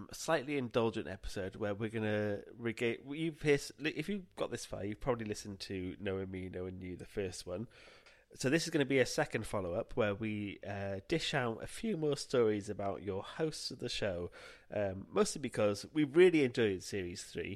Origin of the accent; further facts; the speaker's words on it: Welsh, Wales, United Kingdom; We're Welsh.